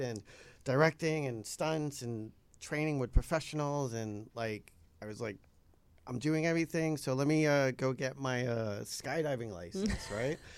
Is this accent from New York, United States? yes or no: yes; New York, United States; moved away as an adult; now in Los Angeles, United States; I moved out here. I was like from New York